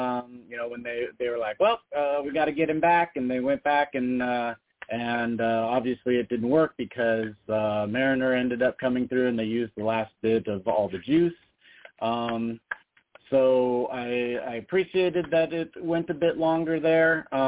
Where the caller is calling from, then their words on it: Las Vegas, Nevada, United States; It's … from Vegas.